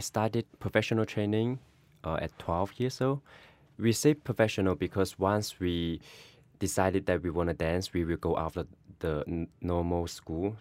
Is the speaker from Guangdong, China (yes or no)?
yes; Guangdong, China; now in New York City, United States; I am from China, Guangdong.